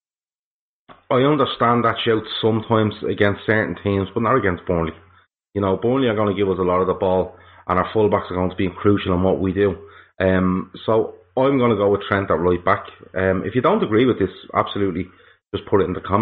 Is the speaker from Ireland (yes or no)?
yes; Ireland; as an Irishman